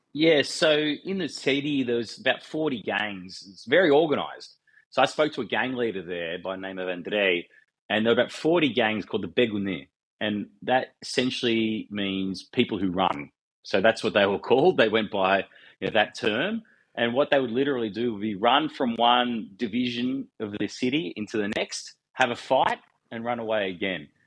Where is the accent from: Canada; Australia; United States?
Australia; Wollongong, New South Wales; I grew up in a steel town, I grew up in Wollongong. I live in Wollongong